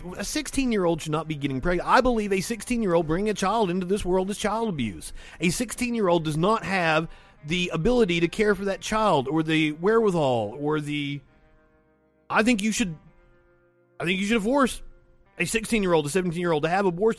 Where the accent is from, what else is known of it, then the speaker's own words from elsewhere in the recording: Appalachia, United States; I am from Appalachia, where the teen pregnancy rate is sky high.